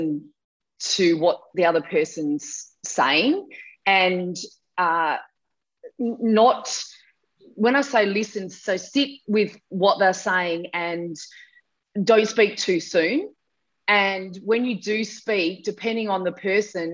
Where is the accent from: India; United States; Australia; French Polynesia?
Australia; Mount Gambier, South Australia; So I was from Mount Gambier in South Australia.